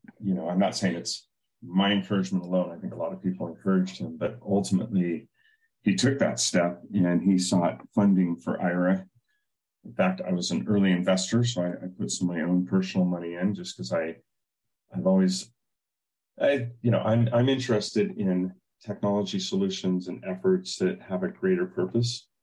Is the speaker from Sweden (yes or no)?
no; Silicon Valley, California, United States; I grew up in Silicon Valley